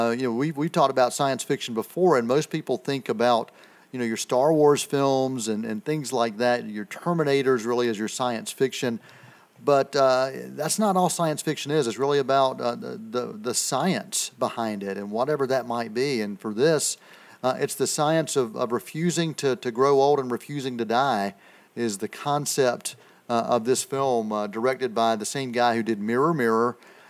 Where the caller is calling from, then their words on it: Boiling Springs, North Carolina, United States; I'm calling from Boiling Springs, North Carolina.